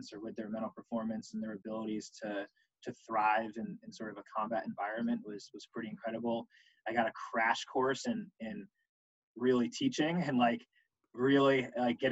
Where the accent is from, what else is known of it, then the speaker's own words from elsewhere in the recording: Connecticut, United States; I'm originally from Connecticut